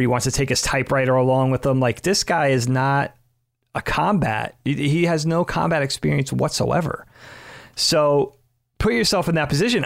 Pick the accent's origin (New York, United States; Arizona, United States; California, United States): New York, United States; Long Island; any number of dudes I, I grew up with in the Northeast, in New York, on Long Island